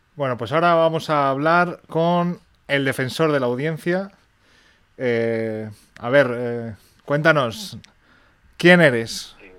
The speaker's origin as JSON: {"language": "Spanish", "country": "Spain"}